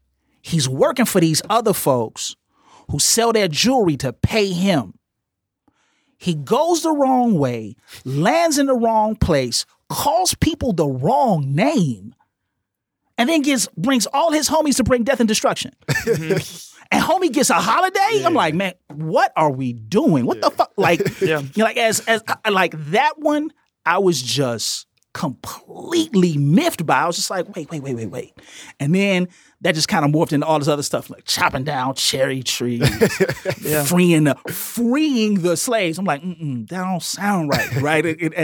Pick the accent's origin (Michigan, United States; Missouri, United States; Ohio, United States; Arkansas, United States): Arkansas, United States; Marianna; now in Chicago, United States; So I'm from Marianna, Arkansas. I come to Chicago.